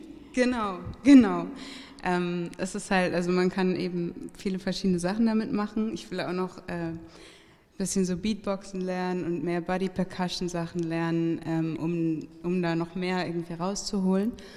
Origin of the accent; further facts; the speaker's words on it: Hamburg, Germany; now in Berlin, Germany; ich bin aufgewachsen da in der Nähe von der Sternschanze